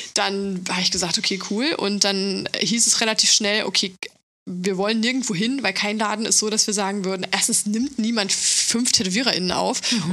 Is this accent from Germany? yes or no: yes; Thuringia, Germany; now in Berlin, Germany; kommen wir beide aus Thüringen